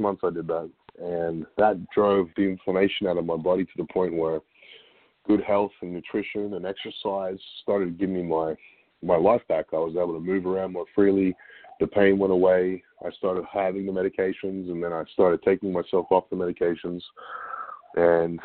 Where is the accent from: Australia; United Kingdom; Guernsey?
Australia; now in Bellingham, United States; a good friend of mine that I grew up with in Australia from 20 years ago